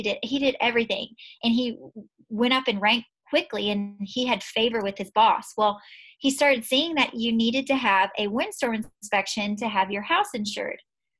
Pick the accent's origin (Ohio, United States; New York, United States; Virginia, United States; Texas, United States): Texas, United States; Southeast; So we're from Southeast Texas, which just, you know, Imelda, Harvey, all that. And so we get hurricanes.